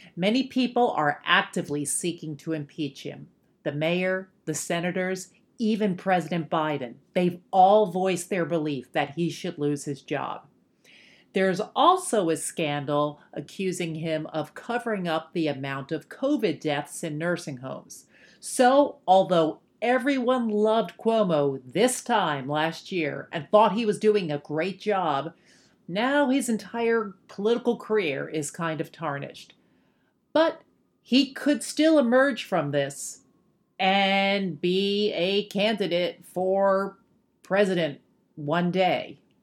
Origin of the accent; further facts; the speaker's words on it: New York City, New York, United States; as a New Yorker